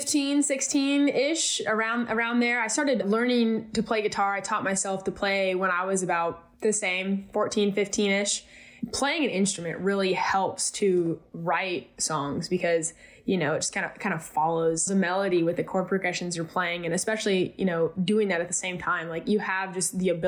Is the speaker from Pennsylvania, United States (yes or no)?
no; California, United States; growing up in California